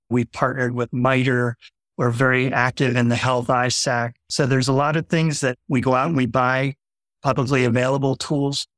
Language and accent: English; Fort Lauderdale, Florida, United States; I had two brothers very close in age. We grew up in Fort Lauderdale